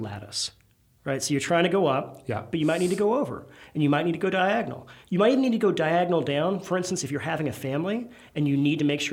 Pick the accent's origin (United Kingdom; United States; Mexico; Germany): United States; Virginia; now in Louisiana, United States; I'm not from Louisiana. I'm from Virginia originally.